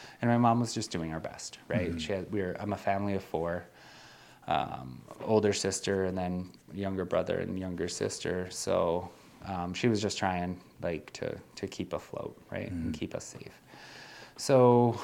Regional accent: Nelson, British Columbia, Canada; I grew up in Nelson, BC. That's where I was born.

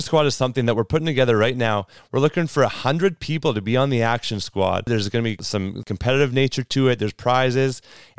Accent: Canada; That's how you know we're Canadian, because Braden says St. Louis.

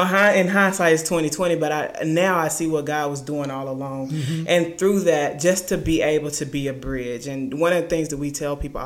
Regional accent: Lecompte, Louisiana, United States; moved away as an adult; also born or lived in Ruston, Louisiana; I'm originally from LeCount, Louisiana

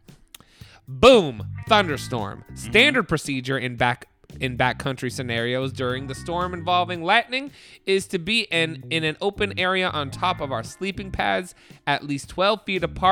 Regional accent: New Jersey, United States; I'm from New Jersey

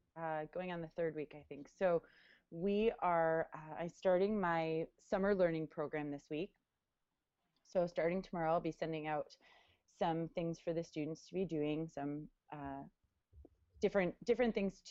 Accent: Michigan, United States; this is what we do in Michigan because we have a hand, and the map looks like a hand.

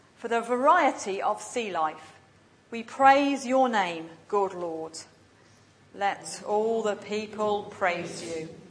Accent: England, United Kingdom; now in Glasgow, United Kingdom; I was English coming from Glasgow

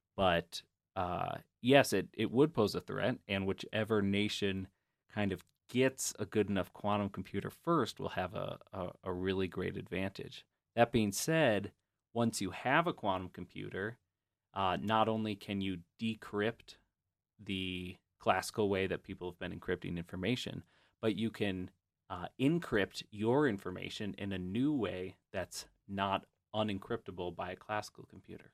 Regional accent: Grand Rapids, Michigan, United States; I'm from Grand Rapids, Michigan

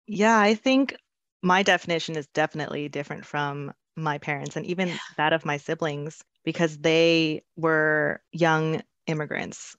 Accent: Los Angeles, California, United States; the only one to be born in America, specifically Lincoln Heights, one of the oldest neighborhoods in Los Angeles, California

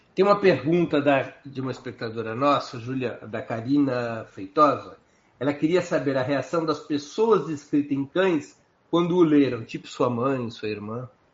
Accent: São Paulo, Brazil; Eu sou de São Paulo

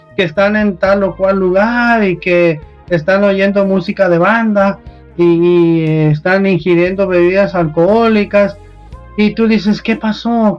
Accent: Mexico; nosotros como mexicanos, nosotros en esta cultura

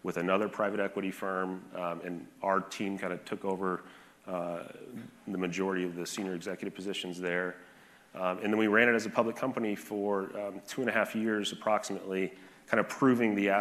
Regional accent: Forsyth, Illinois, United States; moved away as an adult; also born or lived in Greencastle, Indiana; now in Scottsdale, United States; I grew up in the Midwest in a small farm town in central Illinois, a town called Forsyth, Illinois, population about 2,000 people

